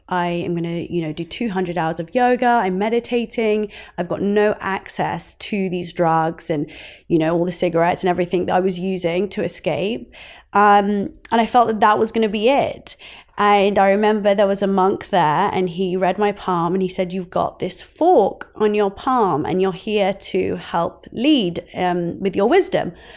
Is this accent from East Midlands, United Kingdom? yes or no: no; Oxford, South East England, United Kingdom; growing up in Oxford.